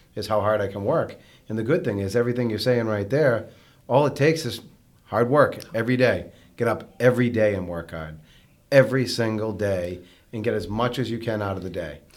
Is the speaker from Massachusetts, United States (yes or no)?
yes; North Andover, Massachusetts, United States; I grew up, uh, I grew up in North Andover, um, with my mom and my sister